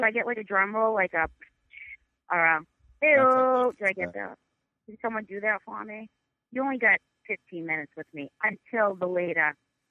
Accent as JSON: {"language": "English", "area": "North Shore, Boston area", "region": "Massachusetts", "country": "United States", "tie": "born or raised there", "accent": "Boston", "said": "Born and bred. I'm from the North Shore. Nashville. It's like 7 minutes from Boston."}